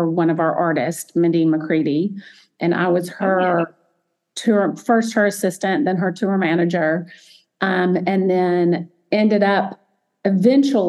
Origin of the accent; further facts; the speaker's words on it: Montgomery, Alabama, United States; I grew up in Montgomery, Alabama, a small little town in Alabama, even though it's the capital.